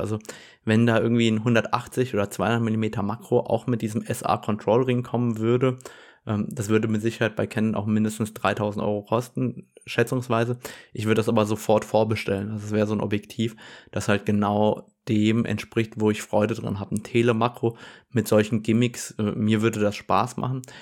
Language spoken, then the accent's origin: German; Germany; bei uns in Deutschland